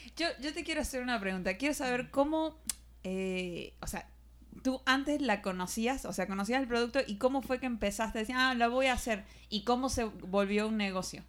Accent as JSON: {"language": "Spanish", "country": "Argentina", "said": "de Argentina"}